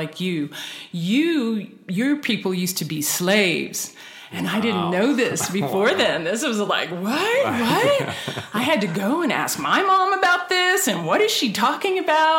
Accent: Las Vegas, Nevada, United States; I grew up in Las Vegas.

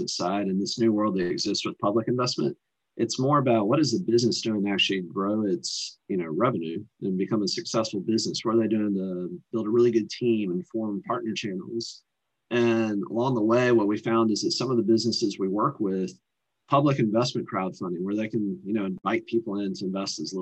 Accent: North Carolina, United States; moved away as an adult; also born or lived in Richmond, Virginia

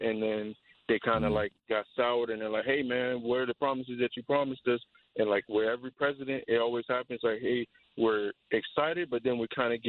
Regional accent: United States; born or raised there

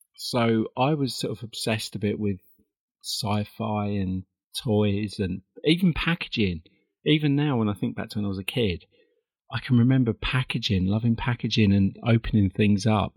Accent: Perivale, London, United Kingdom; I was born in a little town called Perivale in 1965, way way back

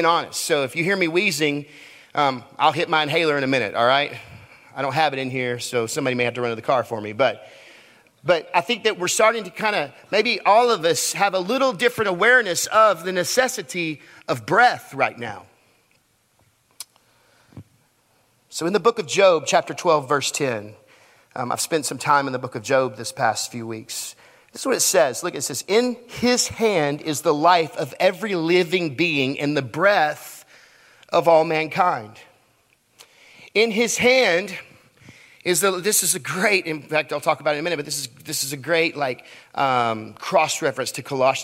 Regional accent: Texas, United States; I'm from Texas, so I say naked

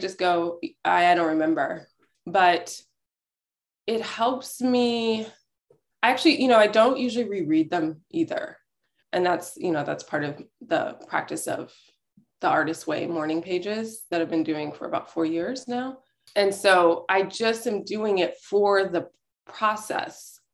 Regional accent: Houston, Texas, United States; also born or lived in Brooklyn, New York; now in Berkshires, United States; I grew up in Houston

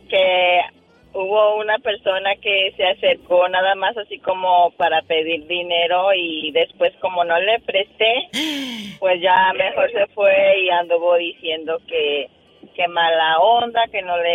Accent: Peru; now in United States; Yo soy peruana, pero vivo en los Estados

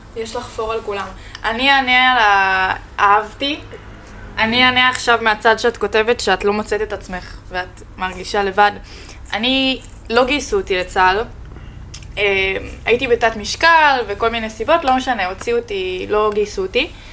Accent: Pardes Hanna-Karkur, Haifa District, Israel; moved away as an adult; also born or lived in Spain / Jordan Valley; now in Tel Aviv, Israel; אני גרתי בפרדס חנה שבע שנים, מאז שהגענו מספרד בעצם

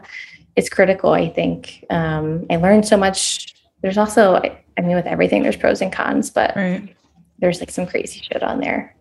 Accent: Columbus, Ohio, United States; moved away; in Columbus, Ohio, where I was at the time and where my hometown is

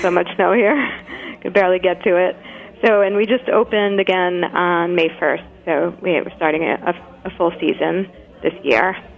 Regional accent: New York, United States; moved away as an adult; now in Brattleboro, United States; I'm, I'm from New York and moved up to Brattleboro, Vermont, five years ago with Nash.

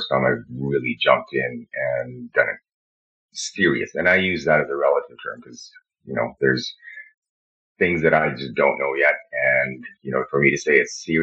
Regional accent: Canada; I'm Canadian. I live in Canada

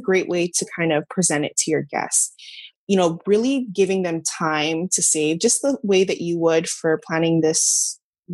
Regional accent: Hawaii, United States; moved away as an adult; also born or lived in Los Angeles; I'm from Hawaii, we were living in Los Angeles

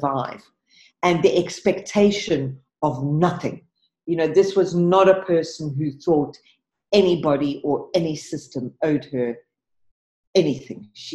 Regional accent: South Africa; I was born in South Africa in 1955

